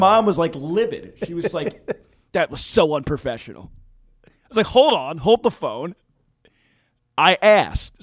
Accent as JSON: {"language": "English", "town": "Philadelphia", "region": "Pennsylvania", "country": "United States", "tie": "born or raised there", "said": "I grew up in Philadelphia."}